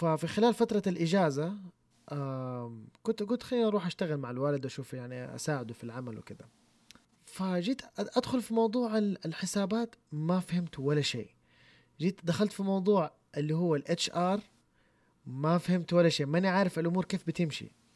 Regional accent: Saudi Arabia; عندنا في السعوديه

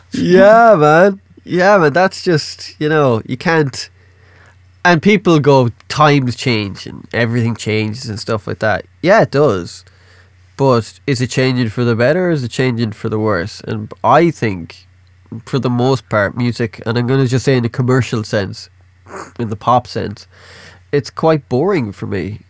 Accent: Ireland; I'm Irish.

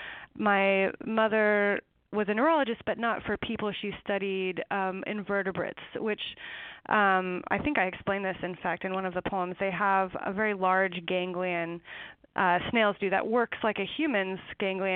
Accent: eastern Washington, United States; it's in eastern Washington, in a canyon by the Snake River.

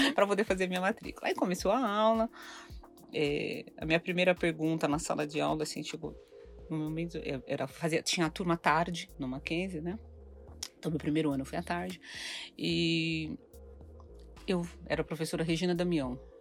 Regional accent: São Paulo, Brazil; also born or lived in Ribeirão Preto; Eu sou nascida em São Paulo, mas é, meus pais mudaram para Ribeirão Preto quando eu estava na sétima série.

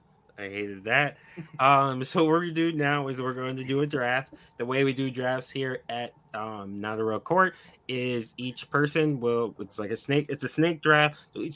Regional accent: Buffalo, New York, United States; I'm from Buffalo, so it's pop.

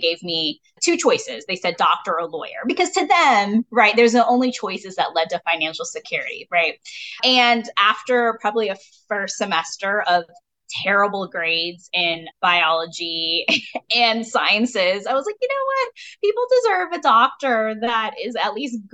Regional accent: Kaufman, Texas, United States; also born or lived in California; even though I was born in California a month after my parents arrived in the United States, I'd say I grew up in Kaufman, Texas

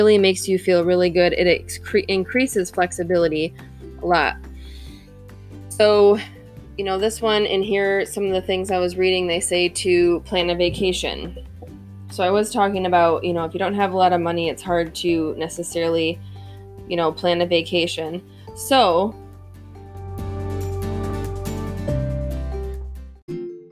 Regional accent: Michigan, United States; I'm from Michigan.

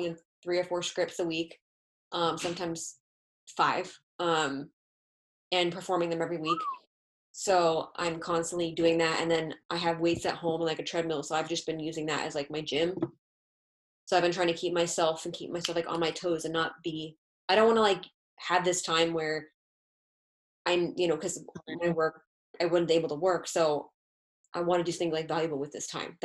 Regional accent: United States; accent: American; my American accent

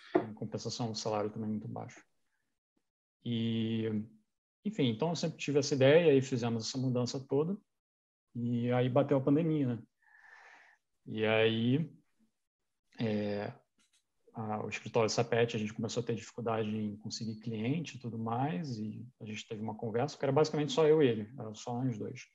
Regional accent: Petrópolis, Rio de Janeiro, Brazil; moved away; also born or lived in Niterói; Eu cresci em Petrópolis

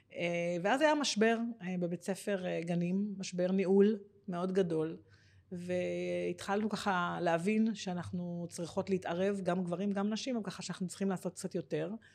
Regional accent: Givatayim, Tel Aviv District, Israel; moved away as an adult; now in Ganei Tikva, Israel; נולדתי בגבעתיים, אני בת, אה, יש לי עוד שלוש אחיות, אה, גדלתי

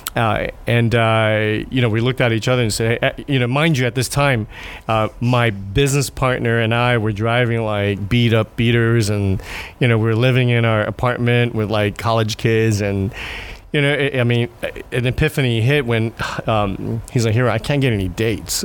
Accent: Japan; I'm from Japan

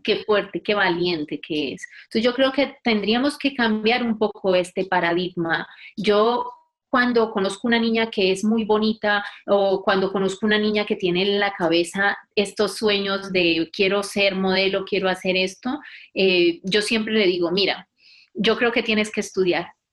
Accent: Buga, Valle del Cauca, Colombia; moved away as an adult; also born or lived in Buenos Aires, Argentina / Popayán, Colombia / Madrid, Spain; now in Catalonia, Spain; soy del Valle del Cauca, de Buga, y en este momento vivo en Cataluña.

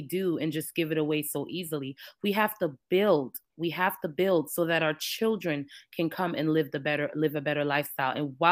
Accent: New York, United States; moved away as an adult; also born or lived in Jamaica; now in Georgia, United States; I'm Jamaican. I was born in Jamaica, but I was raised in New York since I was 4 and back and forth between the islands and in New York

